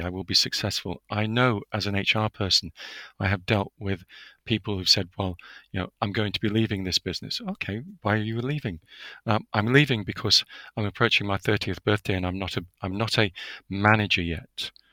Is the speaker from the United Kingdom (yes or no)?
yes; United Kingdom; as a Brit